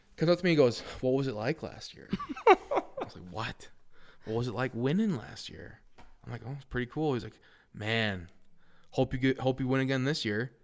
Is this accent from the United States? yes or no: yes; Wausau, Wisconsin, United States; I came from Wausau West